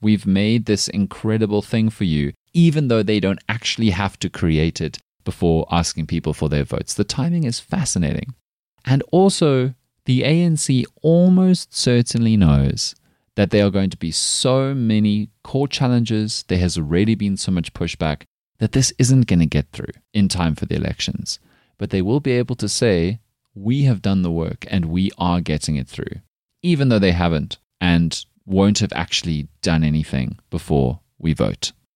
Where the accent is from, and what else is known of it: South Africa